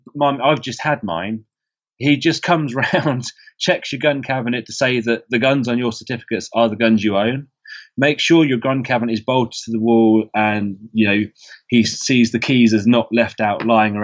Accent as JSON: {"language": "English", "region": "England", "country": "United Kingdom", "said": "because as an English person on Facebook groups, I'm a member of a Georgia deer hunting group."}